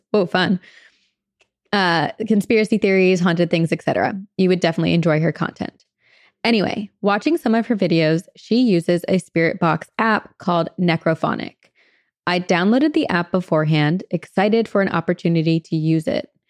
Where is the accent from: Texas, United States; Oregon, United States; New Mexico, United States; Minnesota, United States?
Oregon, United States; Portland; So I'm from Portland, Oregon